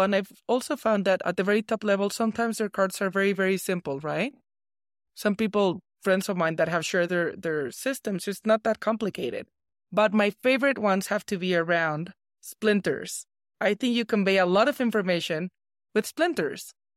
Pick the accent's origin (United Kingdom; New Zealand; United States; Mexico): Mexico; English is a second language